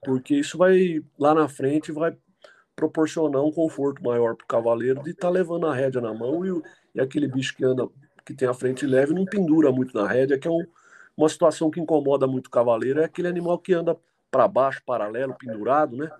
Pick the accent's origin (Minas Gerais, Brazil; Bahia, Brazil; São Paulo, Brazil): São Paulo, Brazil; Jundiaí; Sou nascido e criado aqui em Jundiaí, São Paulo